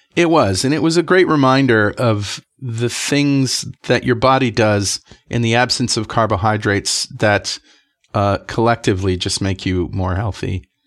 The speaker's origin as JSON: {"language": "English", "country": "United States", "said": "from the United States"}